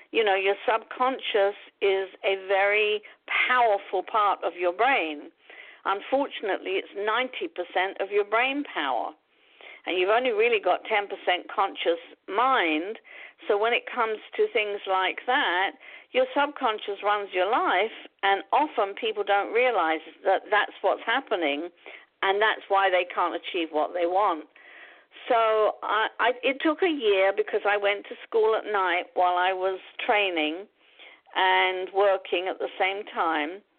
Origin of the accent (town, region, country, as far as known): London, United Kingdom; born or raised there; moved away as an adult; now in United States